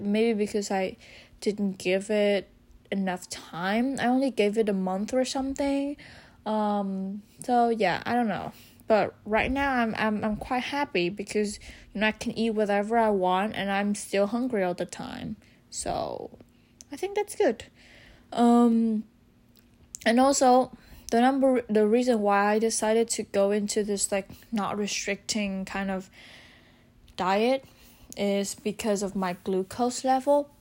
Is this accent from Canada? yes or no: no; Vietnam; I'm from Vietnam